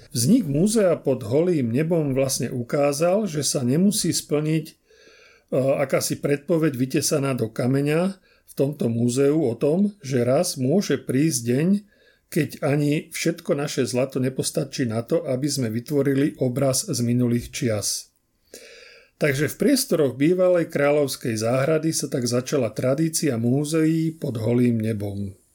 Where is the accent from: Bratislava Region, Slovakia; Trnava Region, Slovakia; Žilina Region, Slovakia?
Žilina Region, Slovakia; Trstená; ja som sa narodil na Orave, Trstenej